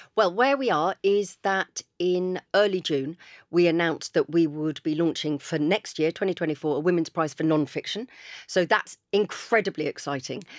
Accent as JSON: {"language": "English", "town": "Chichester", "region": "South East England", "country": "United Kingdom", "tie": "born or raised there", "said": "I grew up in Chichester, I live in Chichester."}